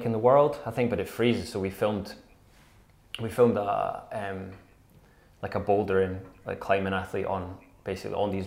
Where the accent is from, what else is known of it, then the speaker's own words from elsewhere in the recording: Scotland, United Kingdom; I love Scotland, though, so I'm always going to speak passionately about my home country